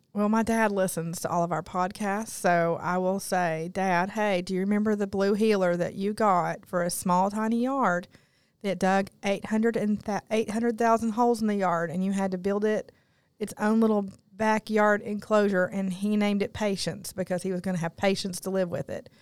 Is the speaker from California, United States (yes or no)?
no; Newport, Tennessee, United States; I grew up in Newport, Tennessee, and all of my cousins were within walking distance of my grandmother's house